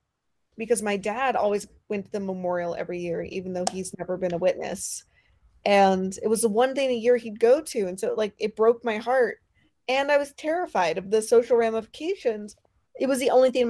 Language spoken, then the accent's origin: English; Pacific Northwest, United States; we're from the Pacific Northwest